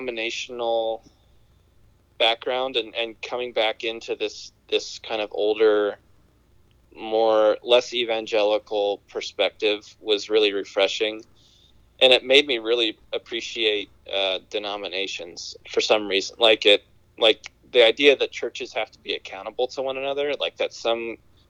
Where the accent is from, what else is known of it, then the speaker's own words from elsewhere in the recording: Kansas, United States; I wanted to get out of Kansas.